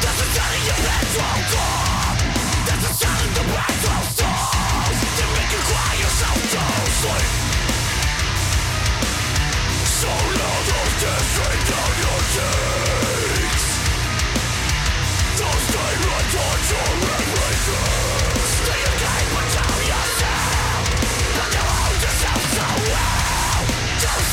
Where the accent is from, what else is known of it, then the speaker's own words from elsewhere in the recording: Canberra, Australian Capital Territory, Australia; my hometown